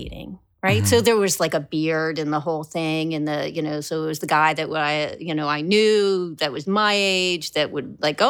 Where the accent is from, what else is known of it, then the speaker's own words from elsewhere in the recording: Westchester, New York, United States; I was born in the city, grew up in Westchester, moved back to Westchester.